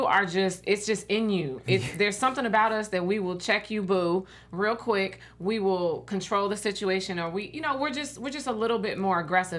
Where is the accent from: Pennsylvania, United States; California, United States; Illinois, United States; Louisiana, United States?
Illinois, United States; Chicago; I'm from Chicago too.